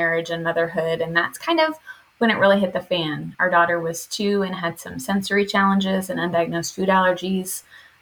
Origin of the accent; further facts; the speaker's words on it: Indiana, United States; now in Arizona, United States; I'm coming to you from Arizona, but I am a Midwest native. I grew up in Indiana